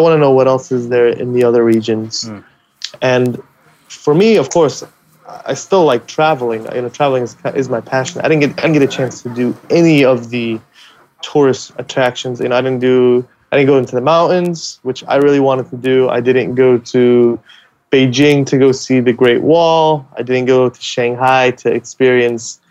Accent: United States; also born or lived in Middle East; I moved to the U.S. when I was 7

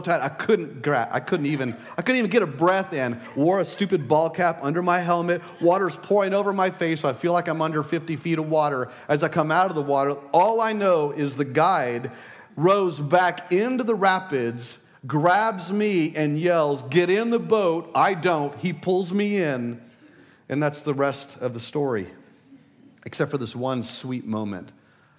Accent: El Paso, Texas, United States; I was born in El Paso, the desert

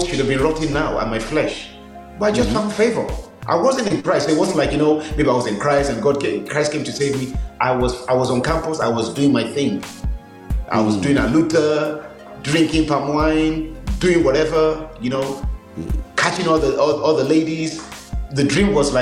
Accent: Nigeria; moved away as an adult; also born or lived in Birmingham, England; now in England; so I was born in Birmingham, went to Nigeria when I was six, spent 16 years, came back to England

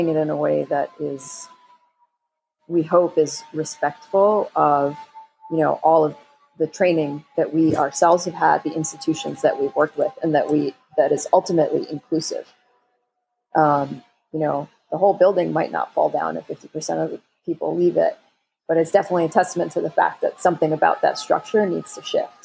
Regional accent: New York, United States; I was born in New York and raised in the United States

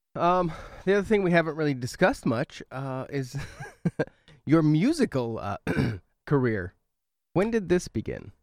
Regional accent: West Coast, United States; moved away; I grew up on the West Coast

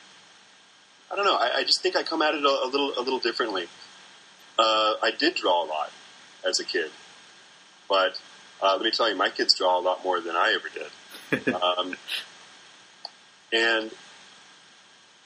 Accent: North Midwest, United States; I do identify with being a North Midwesterner

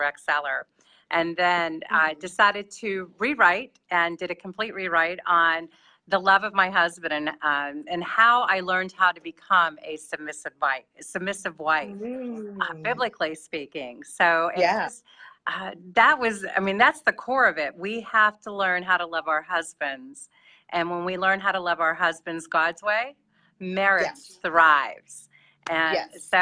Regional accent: Locust Grove, Virginia, United States; I'm from Locust Grove, Virginia.

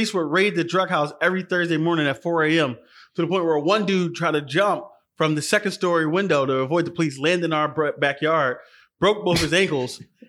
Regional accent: Philadelphia, Pennsylvania, United States; I came from North Philly, which was the ghetto.

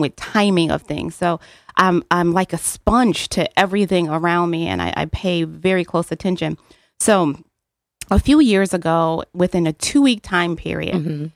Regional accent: New Haven, Connecticut, United States; I'm born and raised in New Haven, Connecticut

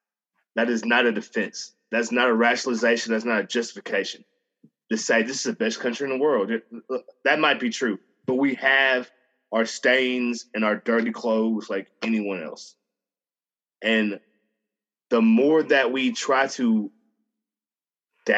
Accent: Montgomery, Alabama, United States; I grew up in Alabama my whole life

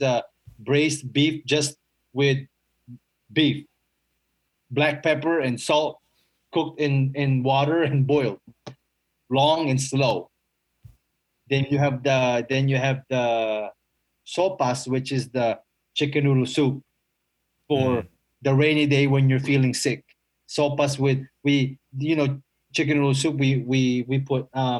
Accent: Philippines; That's what we grew up eating in the Philippines

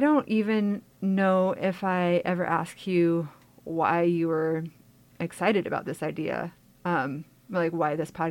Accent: Petersburg, Alaska, United States; I was born and raised here in Petersburg

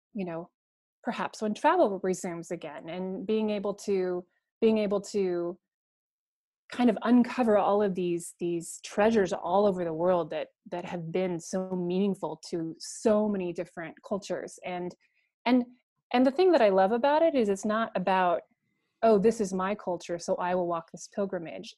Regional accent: Coeur d'Alene, Idaho, United States; I was raised in Coeur d'Alene, Idaho

